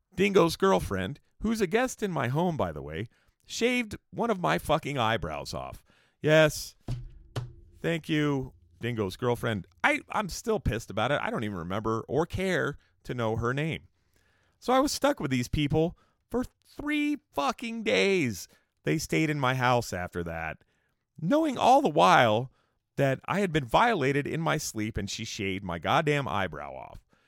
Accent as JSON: {"language": "English", "town": "Escondido", "region": "California", "country": "United States", "tie": "born or raised there", "also_born_or_lived": "San Diego", "said": "I had moved back to a town called Escondido in California, where I kinda grew up a little bit"}